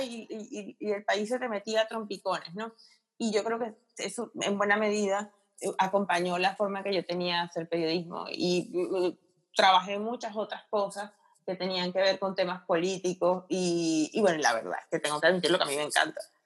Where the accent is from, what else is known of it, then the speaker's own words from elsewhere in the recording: Caracas, Capital District, Venezuela; moved away as an adult; also born or lived in central region, Venezuela; now in Spain; nací en Caracas, lo que pasa es que tengo, tengo mucha familia en ah. la región central.